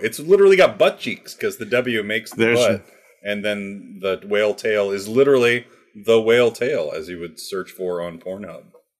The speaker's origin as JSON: {"language": "English", "region": "Minnesota", "country": "United States", "tie": "born or raised there", "said": "The Minnesota Vikings horn, I have to say, is my number one pick for the logos. It's hometown."}